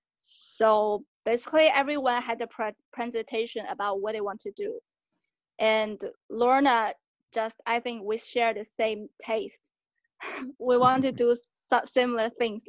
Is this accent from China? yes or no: yes; China; also born or lived in United Kingdom; now in Shanghai, China; I'm from China.